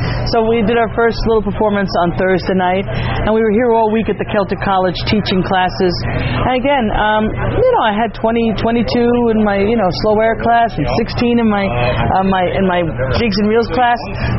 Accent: New York, United States; I grew up in New York listening to a lot of the old timers that emigrated and passed on their music to me

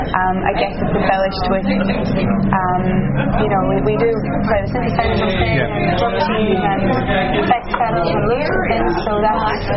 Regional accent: Derry, Northern Ireland, United Kingdom; I'm from Derry.

